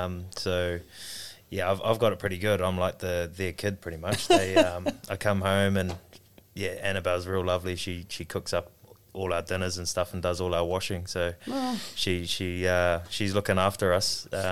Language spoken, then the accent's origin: English; Auckland, New Zealand; moved away as an adult; now in Bristol, United Kingdom; coming from like Auckland, where I grew up in New Zealand, just way too full on, heaps of traffic, and it's just like gets a little bit crazy at times.